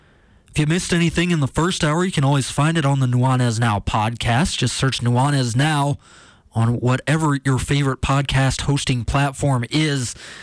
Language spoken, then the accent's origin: English; Washington, District of Columbia, United States; moved away as an adult; now in Missoula, United States; I'm heading back to my hometown, to the East Coast, to Washington, D.C., for the holidays